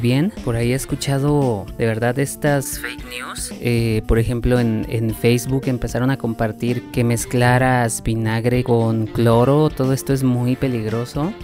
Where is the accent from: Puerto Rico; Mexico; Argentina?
Mexico; moved away as an adult; also born or lived in Mexico City; en mi ciudad natal, que pues es una ciudad con una población bastante baja comparada con Ciudad de México